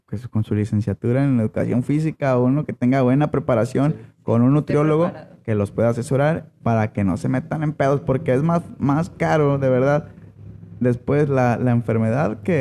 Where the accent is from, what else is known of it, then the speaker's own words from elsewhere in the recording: Mexico; los mexicanos somos huevones para algunas cosas.